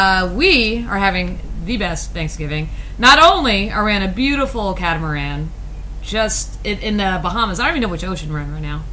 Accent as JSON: {"language": "English", "region": "Midwest", "country": "United States", "said": "We're from the Midwest. We don't know. Is this natural?"}